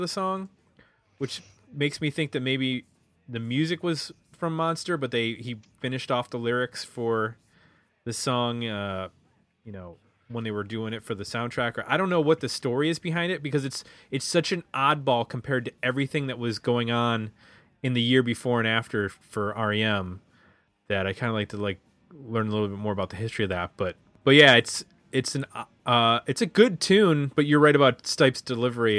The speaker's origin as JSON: {"language": "English", "region": "Ohio", "country": "United States", "said": "I'm from Ohio"}